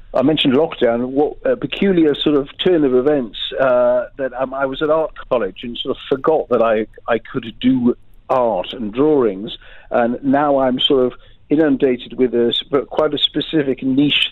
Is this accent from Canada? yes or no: no; England, United Kingdom; also born or lived in Los Angeles, United States; being English over there